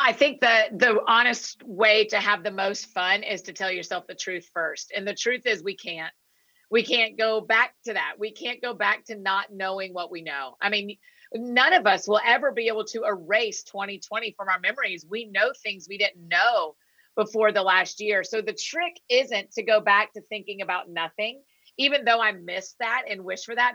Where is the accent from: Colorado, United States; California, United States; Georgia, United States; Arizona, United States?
Georgia, United States; Atlanta; moved away as an adult; now in Nashville, United States; I was born and raised in Atlanta